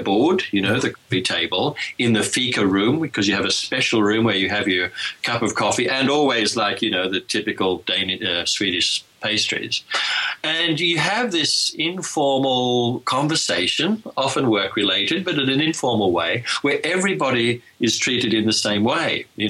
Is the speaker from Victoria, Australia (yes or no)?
yes; Sassafras, Victoria, Australia; accent: Australian; also born or lived in United Kingdom; now in Sweden; And I grew up in a really small part of Australia in Victoria called Sassafras. It's up in the mountains.